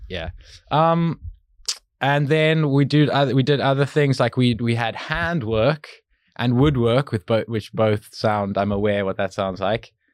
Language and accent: English; Cape Town, Western Cape, South Africa; born or raised there; moved away